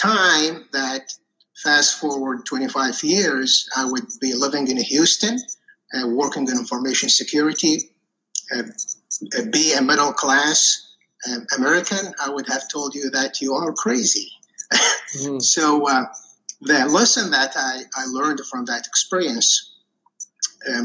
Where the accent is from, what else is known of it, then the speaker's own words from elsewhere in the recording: Iraq; moved away as an adult; now in United States; I was actually born and raised in Iraq